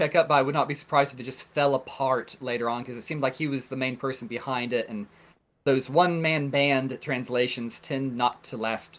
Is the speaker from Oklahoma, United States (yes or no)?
yes; Oklahoma, United States; born or raised there